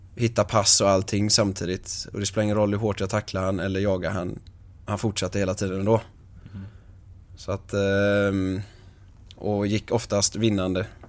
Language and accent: Swedish; Ytterby, Västra Götaland, Sweden; Ytterby där jag är ifrån.